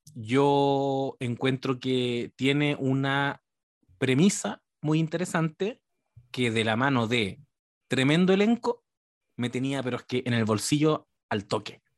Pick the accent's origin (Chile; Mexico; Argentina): Chile; yo soy el chileno post triunfo de la izquierda